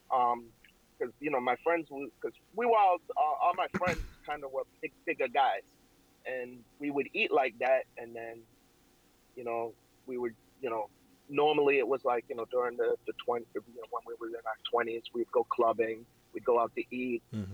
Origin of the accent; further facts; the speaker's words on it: Waltham, Massachusetts, United States; also born or lived in Jamaica; I grew up in, in Massachusetts